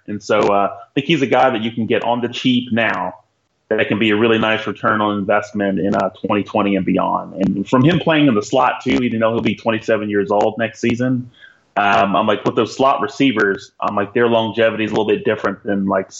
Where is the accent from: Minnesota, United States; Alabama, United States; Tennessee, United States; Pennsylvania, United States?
Alabama, United States; So I grew up in Alabama, but we were like one of the only like Knicks fans that were there.